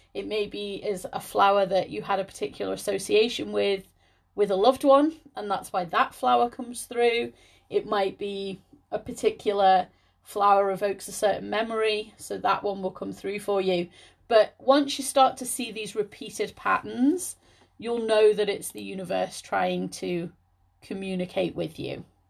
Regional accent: Liverpool, North West England, United Kingdom; moved away as an adult; also born or lived in Scotland; I'm from the Liverpool area, and when I first applied to university, I was gonna stay local

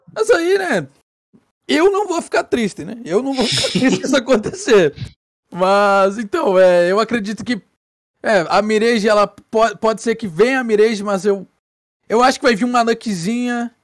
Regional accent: Brazil; eu como um bom brasileiro

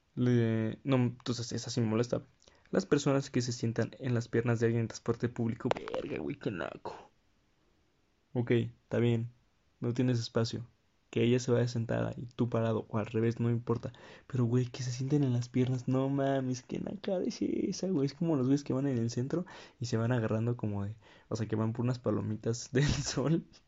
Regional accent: Querétaro, Mexico; Porque soy de provincia, porque soy queretano

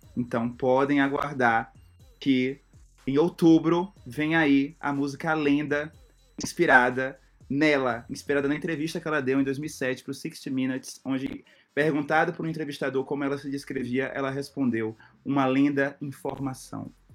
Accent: Itabuna, Bahia, Brazil; minha cidade, Tabuna, eu sou do interior da Bahia

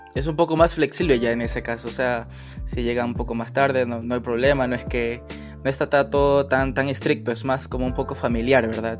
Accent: Ecuador; now in Germany

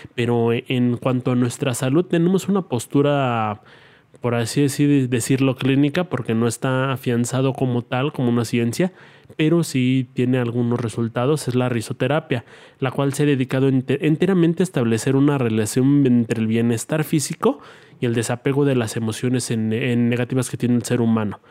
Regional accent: Mexico; la clave de mi país es más 52

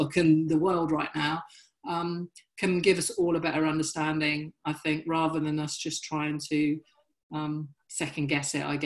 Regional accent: Dorchester, South West England, United Kingdom; now in Brighton, United Kingdom; I grew up in Dorset. Dorchester and Dorset is completely white

